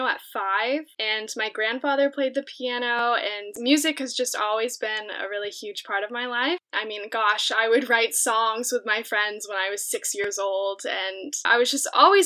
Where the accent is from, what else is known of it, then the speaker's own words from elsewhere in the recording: Round Rock, Texas, United States; I am practically born and raised in, it's Round Rock, Texas, but it's basically Austin, Texas.